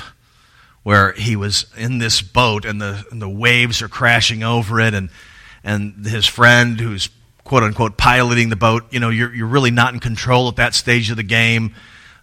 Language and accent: English; Tallahassee, Florida, United States; moved away; go home to Tallahassee, which is my hometown